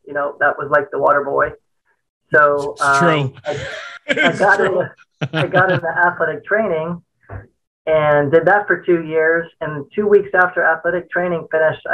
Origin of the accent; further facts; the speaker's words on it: Miami, Florida, United States; I grew up in Miami